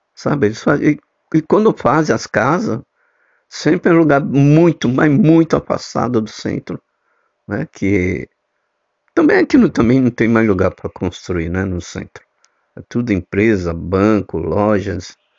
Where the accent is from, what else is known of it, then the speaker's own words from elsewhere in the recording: São Paulo, Brazil; now in Recife, Brazil; que eu sou paulista, né, mas eu moro e resido aqui em Recife